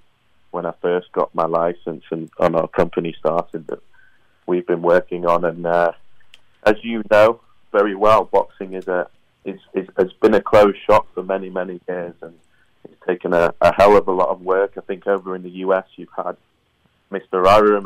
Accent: Manchester, North West England, United Kingdom; And growing up in Manchester, as you mentioned, Ricky Hatton and Man City, it's a huge fighting city.

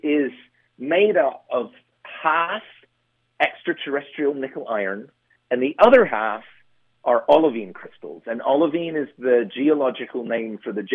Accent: Surrey, south of Croydon, South East England, United Kingdom; moved away as an adult; also born or lived in Boston / New York; now in United States; I grew up in the south, in Surrey, just south of Croydon

